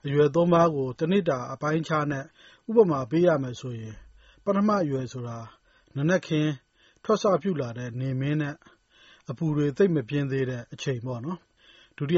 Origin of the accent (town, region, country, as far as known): Myanmar